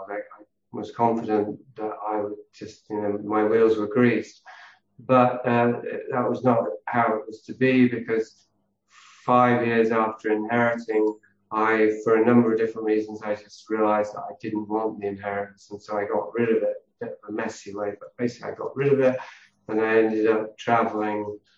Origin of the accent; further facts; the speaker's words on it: Yorkshire and the Humber, United Kingdom; born there; So I was born in Yorkshire, uh, in the north of England, into a wealthy family who were entrepreneurs, pioneers